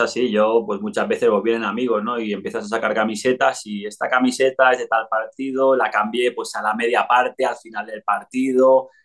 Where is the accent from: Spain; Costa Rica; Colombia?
Spain; moved away as an adult; also born or lived in Italy / Mexico / Andorra; había crecido en, España.